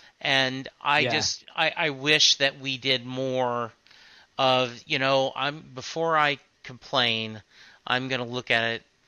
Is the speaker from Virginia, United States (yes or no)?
no; Dallas, Texas, United States; we're both from the Dallas area.